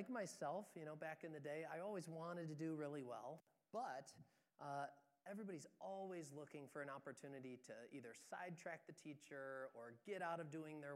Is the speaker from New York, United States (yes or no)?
yes; Moravia, New York, United States; I'm more specifically from Moravia